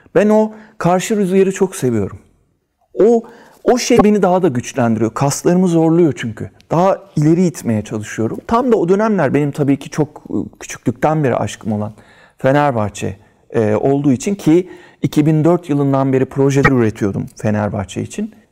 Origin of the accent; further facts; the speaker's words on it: Istanbul, Turkey; İstanbul Üsküdar doğumluyum